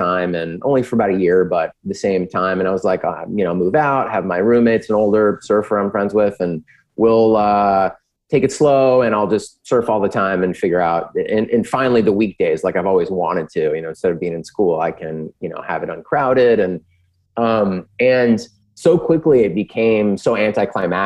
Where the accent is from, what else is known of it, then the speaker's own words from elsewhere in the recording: San Diego, California, United States; I'm from San Diego